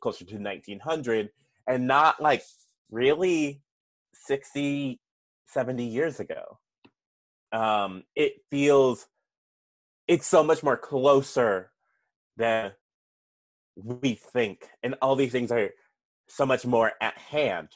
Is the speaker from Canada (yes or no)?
no; Seattle, Washington, United States; moved away; also born or lived in Minnesota; I'm from Seattle, went to Minnesota.